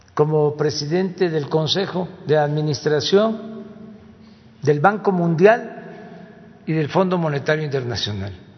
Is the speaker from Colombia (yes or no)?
no; Mexico; eso no somos los mexicanos